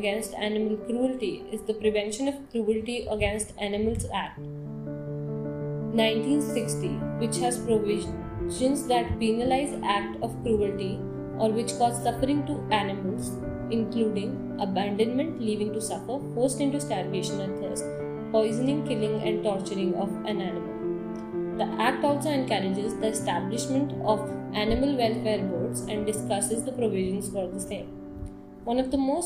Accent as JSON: {"language": "English", "country": "India", "said": "As an Indian, I always felt"}